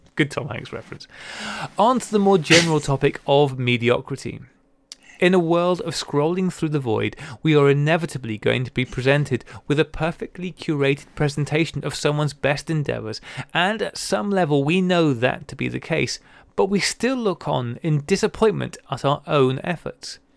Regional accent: United Kingdom; now in United States; as a Brit living in the U S

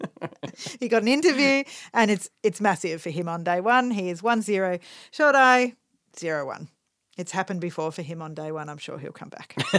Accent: Australia

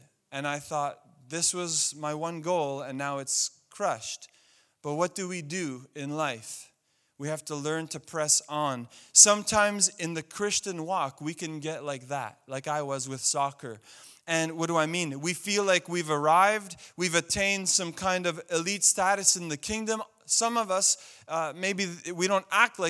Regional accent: Montreal, Quebec, Canada; I grew up in Montreal

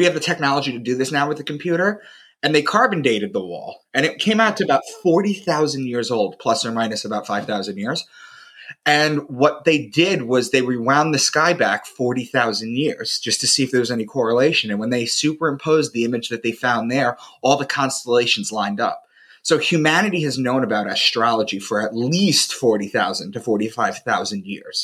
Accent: Long Island, New York, United States; moved away as an adult; also born or lived in Boston; I'm from Long Island, and I had moved to Boston for a job

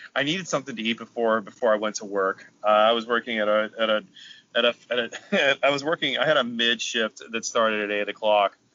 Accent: Carlisle, Pennsylvania, United States; born or raised there

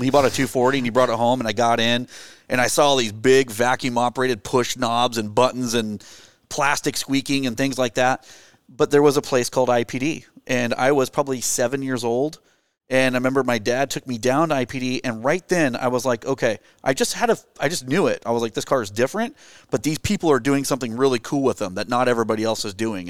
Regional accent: Gresham, Oregon, United States; I grew up in the Portland area, it's, uh, east of, uh, east of Portland, um, near Mount Hood, actually, in Gresham Boring, Troutdale area

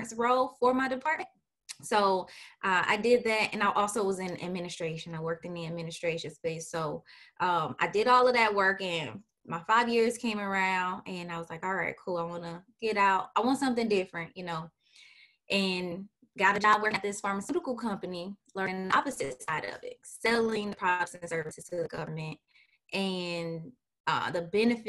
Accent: St. Petersburg, Florida, United States; I am originally from St. Petersburg, Florida. I am a Florida native.

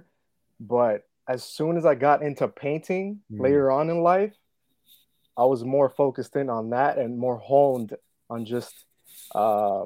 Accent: West New York, New Jersey, United States; I'm from West New York, man. Been here all my life

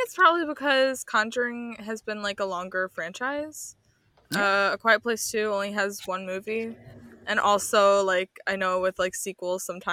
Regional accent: Chicago, Illinois, United States; I'm from Chicago

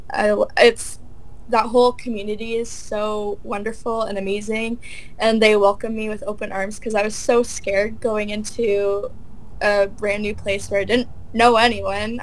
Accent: Wallaceburg, Ontario, Canada; I'm actually from Wallaceburg

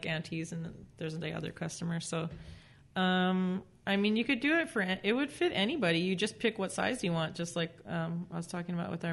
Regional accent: Norwalk, California, United States; also born or lived in Orange County, California; now in Whittier, United States; I grew up in Norwalk.

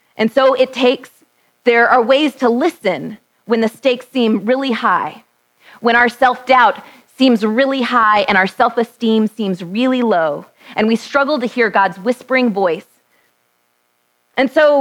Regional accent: Texas, United States; born or raised there

